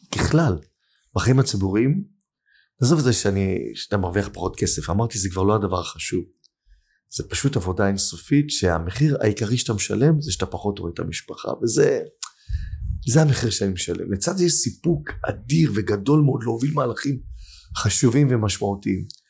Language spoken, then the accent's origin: Hebrew; Holon, Tel Aviv District, Israel; השכונה שאני גדלתי בה, בתל גיבורים, בחולון